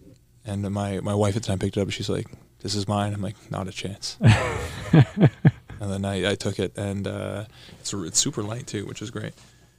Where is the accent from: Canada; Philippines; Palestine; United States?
Canada; Burlington, Ontario; I grew up in Canada. I was born in Burlington, Ontario, and proud Canadian.